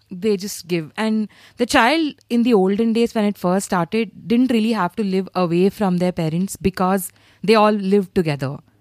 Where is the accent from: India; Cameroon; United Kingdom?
India; Hyderabad, Telangana; I'm from Hyderabad